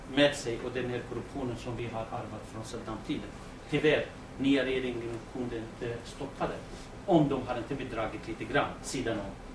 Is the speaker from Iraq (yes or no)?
yes; Rawanduz, Kurdistan Region, Iraq; Swedish is a second language; now in Eskilstuna, Sweden; jag är från Rawandus.